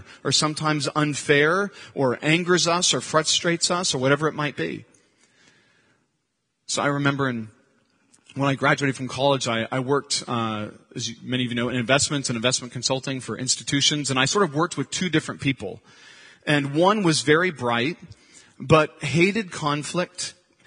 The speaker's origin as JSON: {"language": "English", "town": "Santa Cruz", "region": "California", "country": "United States", "tie": "born or raised there", "said": "I grew up in Santa Cruz"}